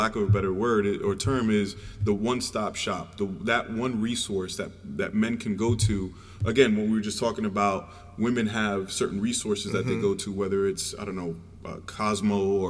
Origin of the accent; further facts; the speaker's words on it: United States; also born or lived in Switzerland; I'm American